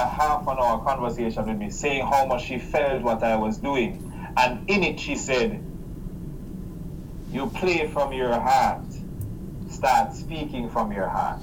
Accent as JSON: {"language": "English", "country": "Jamaica", "said": "I'm from Jamaica"}